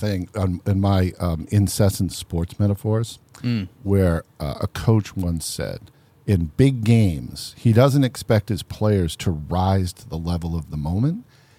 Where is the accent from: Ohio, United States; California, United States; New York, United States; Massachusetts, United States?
Massachusetts, United States; Boston; now in Kirkland, United States; I'm from Boston.